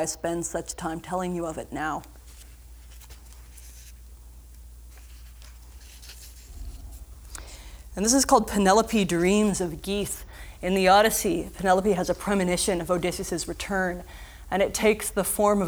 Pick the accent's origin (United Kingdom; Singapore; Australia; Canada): Canada; Southern Ontario; moved away as an adult; also born or lived in St. John's, Newfoundland; I was born and raised in Southern Ontario, and then I went and I lived for 4 years in St. John's, Newfoundland